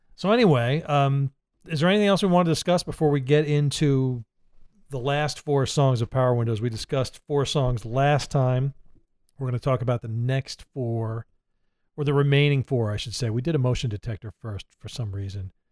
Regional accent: Middletown, New Jersey, United States; moved away; I'm from Middletown, New Jersey

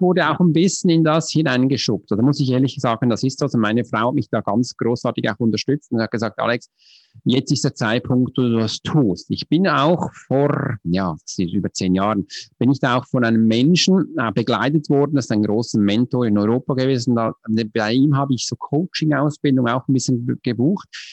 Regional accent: Switzerland; accent: Swiss; German is a second language; Du kannst mir schon anhören, ich bin Schweizer, mich ist Hochdeutsch eine Fremdsprache

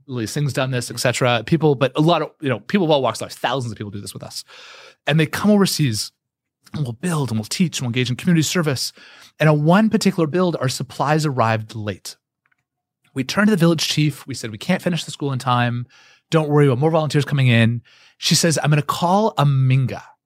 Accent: Canada; I'm Canadian

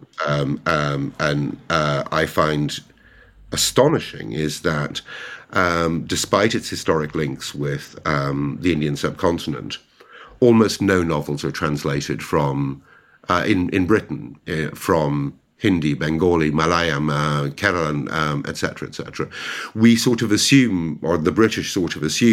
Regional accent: Ireland; now in London, United Kingdom; as an Irish translator

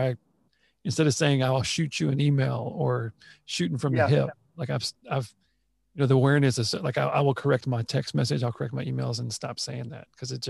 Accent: Texas, United States; growing up in Texas, being in the military

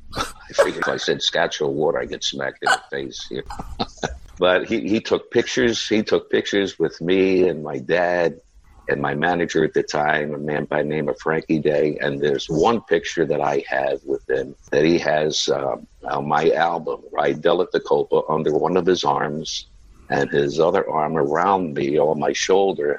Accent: Philadelphia, Pennsylvania, United States; I was born and raised in an area called South Philadelphia

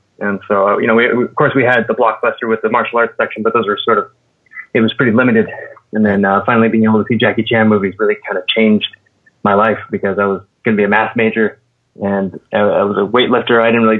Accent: Redding, California, United States; I'm a small town guy from Northern California, small town called Redding.

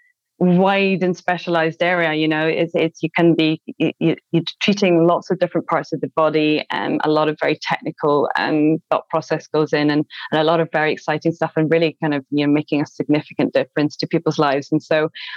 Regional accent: Glasgow, Scotland, United Kingdom; I'm from Glasgow

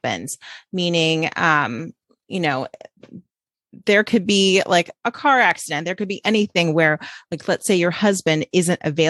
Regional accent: Orange County, California, United States; I grew up in Orange County, California.

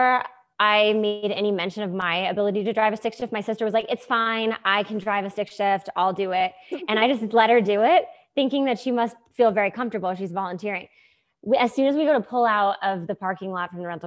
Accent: New Hampshire, United States; I grew up in New Hampshire in the middle of nowhere

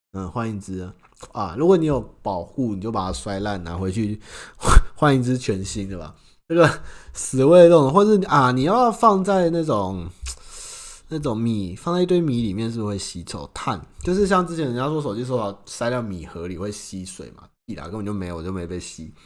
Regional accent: Xinying, Tainan, Taiwan; 我老家在新营

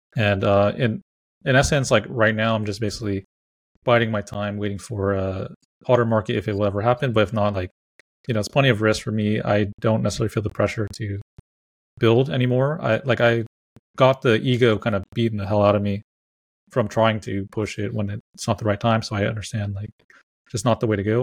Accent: California, United States; I'm from California

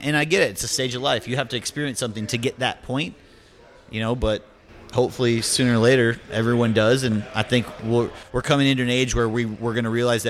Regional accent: Chicago, Illinois, United States; From Chicago.

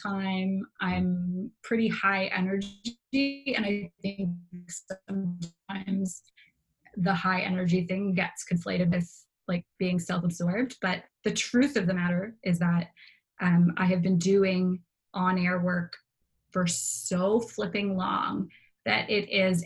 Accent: Toronto, Ontario, Canada; moved away as an adult; now in Halifax, Canada; I grew up in downtown Toronto.

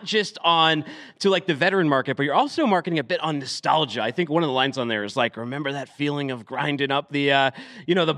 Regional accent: Massachusetts, United States; now in Tennessee, United States; I'm from Massachusetts, and I went through our pre-legal times to when medical and then recreational. And now I'm in Tennessee

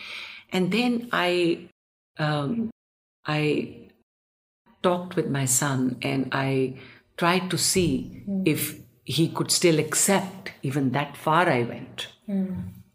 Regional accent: India; I also have been born and brought up in India

